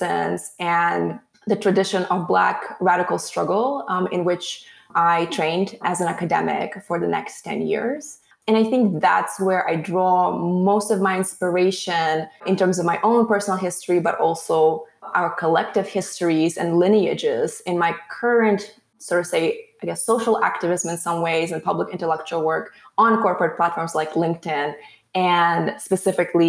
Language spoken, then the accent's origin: English; Latvia; moved away as an adult; now in United States; I was growing up as a young person, a teenager in Latvia, Eastern Europe